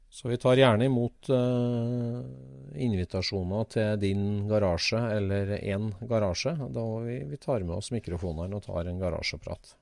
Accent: Norway; vi er nordmenn

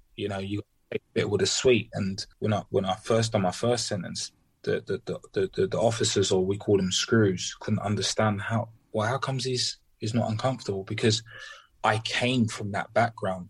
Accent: London, United Kingdom; I grew up in Peckham

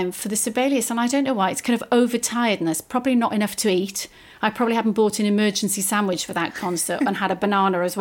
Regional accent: Welsh, Wales, United Kingdom; short and Welsh

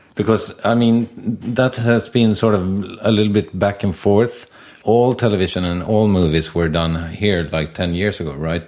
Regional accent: Sweden; I'm born in seventy-four and I'm from Sweden

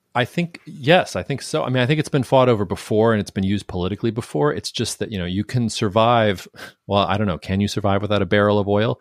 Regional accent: United States; as an American

